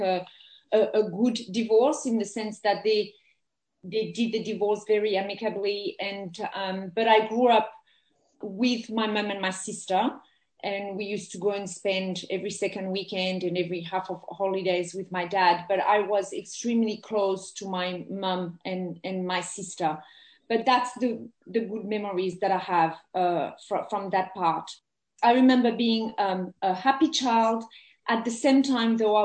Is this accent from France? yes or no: yes; France; English is a second language; moved away as an adult; also born or lived in England; now in Australia; I grew up in France, and I have very good memories of my childhood